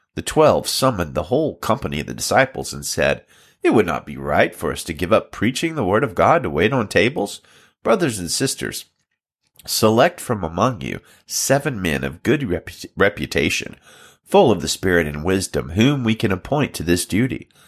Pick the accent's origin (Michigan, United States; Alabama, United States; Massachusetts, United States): Alabama, United States; now in Salinas, United States; I'm from Alabama originally, but I pastor Valley Baptist Church in Salinas, California